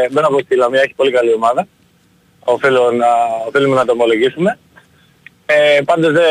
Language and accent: Greek; Ioannina, Epirus, Greece; δεν είμαι από τα Γιάννα, έχω μεγαλώσει εκεί.